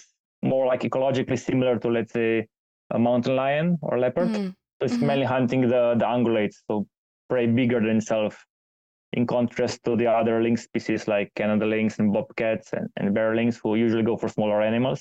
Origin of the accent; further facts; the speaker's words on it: Slovenia; moved away; back in my home country in Slovenia